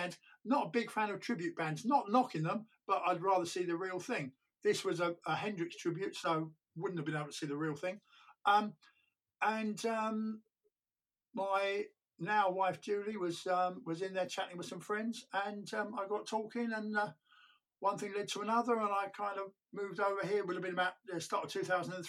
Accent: London, United Kingdom; moved away as an adult; now in St Albans, United Kingdom; I was born and brought up in North London, and then spent a lot of my life living in West London.

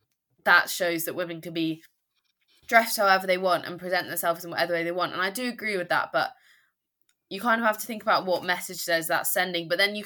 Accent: United Kingdom; I think it is culturally we are, as in British people, less likely to cause conflicts, kick up a fuss, as you said.

